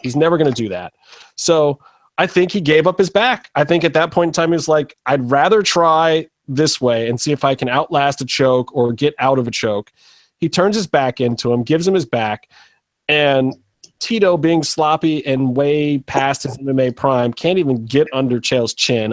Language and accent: English; Cleveland, Ohio, United States; it's in my hometown.